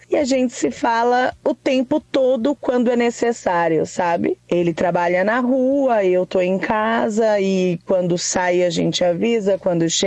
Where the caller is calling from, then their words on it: Santo André, São Paulo, Brazil; eu sou daqui de Santo André.